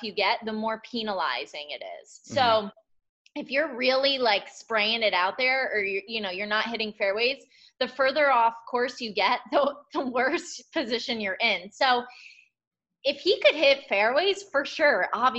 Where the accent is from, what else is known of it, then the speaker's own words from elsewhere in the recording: Northeast, United States; I'm from the Northeast